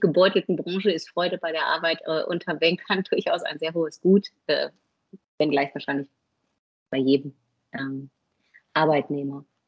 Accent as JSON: {"language": "German", "region": "North Rhine-Westphalia", "country": "Germany", "said": "bin ich Westfale, also relativ bodenständig"}